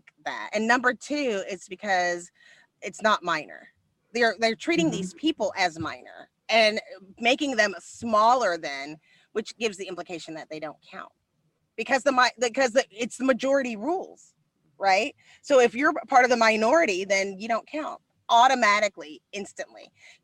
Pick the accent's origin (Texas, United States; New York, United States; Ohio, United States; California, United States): Texas, United States; also born or lived in Dallas; I'm from Texas